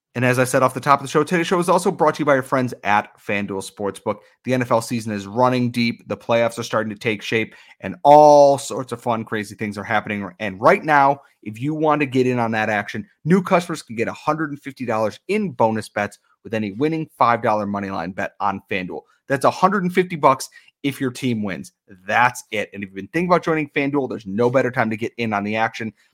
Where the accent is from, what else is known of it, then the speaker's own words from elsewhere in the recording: Western New York, United States; I'm from Western New York